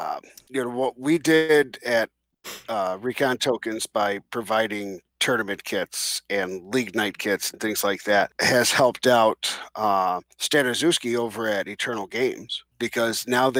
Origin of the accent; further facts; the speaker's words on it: New Jersey, United States; Are you from Jersey? I'm from Jersey.